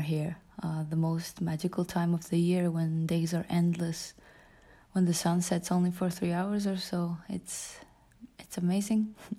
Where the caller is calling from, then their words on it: Tallinn, Harju County, Estonia; I am calling from Tallinn, Estonia. I live in a wooden house near the Baltic Sea